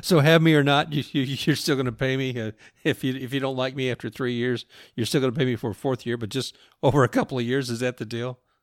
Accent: Louisville, Kentucky, United States; growing up in Louisville

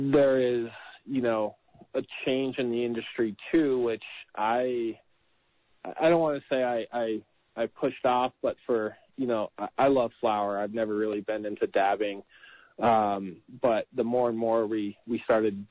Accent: New York, United States; now in California, United States; I grew up in New York.

